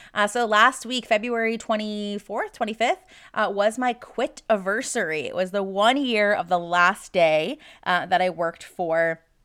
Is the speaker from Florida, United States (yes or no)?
yes; Florida, United States; now in Texas, United States; my original home state of Florida